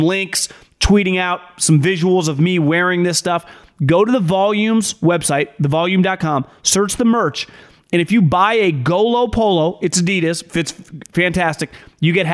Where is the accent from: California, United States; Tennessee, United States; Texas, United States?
California, United States; Northern; I'm someone that's born and raised in Northern California.